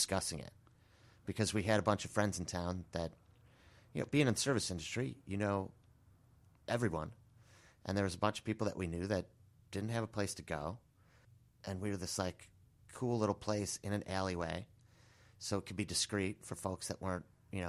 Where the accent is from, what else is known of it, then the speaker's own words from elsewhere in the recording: Bartlett, Illinois, United States; No, I'm actually from Bartlett, Illinois. I was going to school in Iowa.